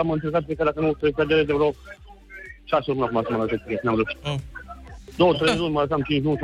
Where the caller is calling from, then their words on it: Cluj, Cluj County, Romania; Da, Lucian, sunt din Cluj.